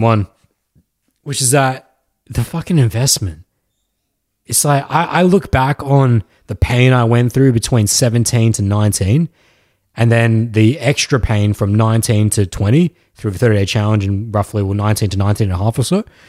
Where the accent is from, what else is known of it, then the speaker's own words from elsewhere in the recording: Australia; accent: Australian; Australian accent